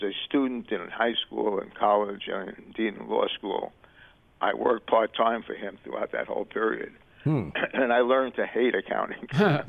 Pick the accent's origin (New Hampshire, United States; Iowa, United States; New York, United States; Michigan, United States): New York, United States; New York City; I was born in the Bronx, 1935, August 1st